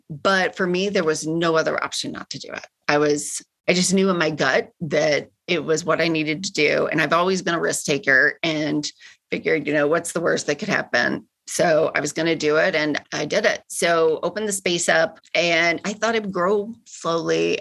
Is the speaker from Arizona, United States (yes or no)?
no; Kentucky, United States; moved away as an adult; also born or lived in California; now in Chicago, United States; I grew up in Kentucky